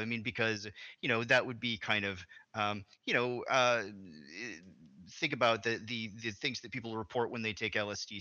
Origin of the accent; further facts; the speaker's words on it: Arkansas, United States; moved away; I'm from originally from Arkansas, which is a southern state